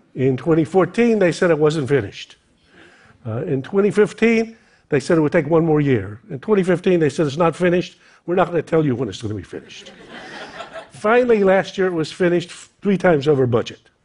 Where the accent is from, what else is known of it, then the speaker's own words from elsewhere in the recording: North Carolina, United States; red necked Americans like me, I'm from North Carolina